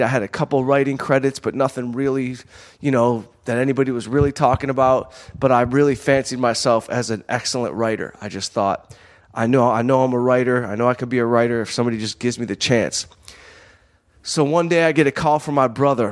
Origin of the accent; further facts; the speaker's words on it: Southfield, Michigan, United States; growing up in Southfield